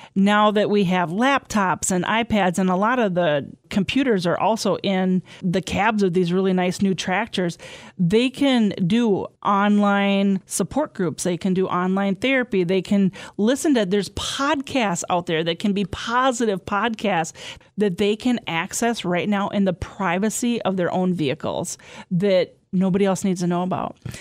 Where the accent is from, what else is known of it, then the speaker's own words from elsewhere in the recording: southwest Wisconsin, United States; I'm from Inner Point in southwest Wisconsin that have a lot of mines there